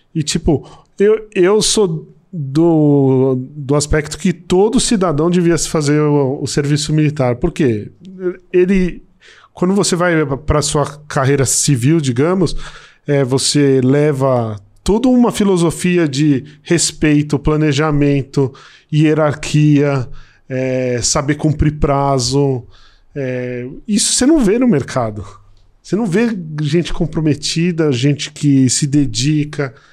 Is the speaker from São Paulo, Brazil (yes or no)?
yes; São Paulo, Brazil; moved away as an adult; also born or lived in Brasília; vou voltar para São Paulo, que eu sou de São Paulo